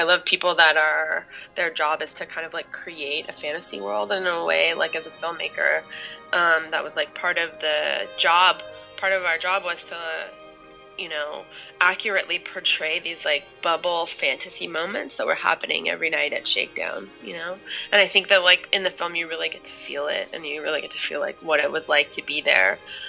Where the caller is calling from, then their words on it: Los Angeles, California, United States; I'm calling, no sorry, I'm calling from Los Angeles.